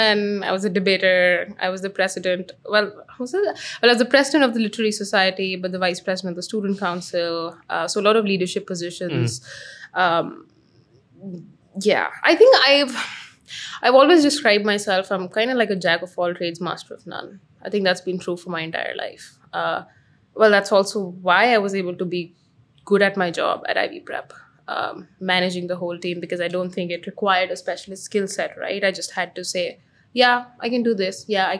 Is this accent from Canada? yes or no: no; Amritsar, Punjab, India; moved away as an adult; also born or lived in Singapore; Amritsar, small town